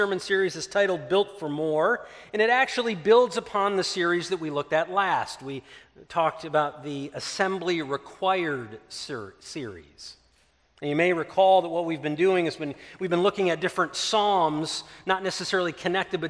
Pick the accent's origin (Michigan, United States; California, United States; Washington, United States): Michigan, United States; Ludington; moved away; our hometown of Ludington